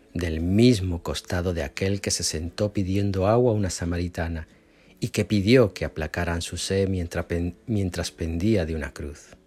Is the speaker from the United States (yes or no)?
no; Spain; moved away; mi pueblito de España